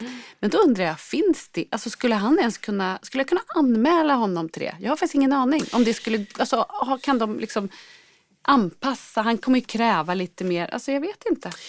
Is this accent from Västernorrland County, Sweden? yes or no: yes; Sundsvall, Västernorrland County, Sweden; jag är från Sundsvall